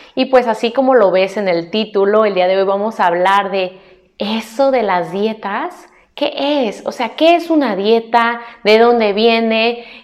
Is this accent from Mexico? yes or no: yes; Mexico; como mexicana